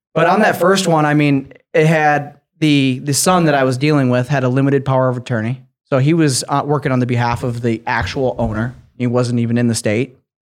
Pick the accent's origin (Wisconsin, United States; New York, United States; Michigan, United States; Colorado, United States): Michigan, United States; Grand Rapids; now in Lakeland, United States; I grew up in Grand Rapids, Michigan